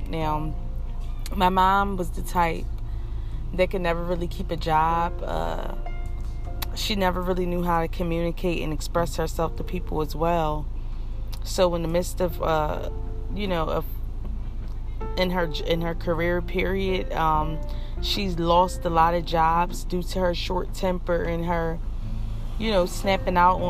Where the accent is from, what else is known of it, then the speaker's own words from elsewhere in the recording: Philadelphia, Pennsylvania, United States; I grew up in Philadelphia, Pennsylvania